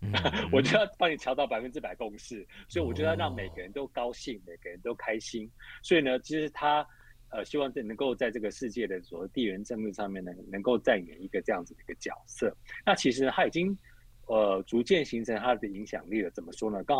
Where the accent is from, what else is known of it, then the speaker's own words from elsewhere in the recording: India; Chinese is a second language; 去印度来印来来我们印度这边退休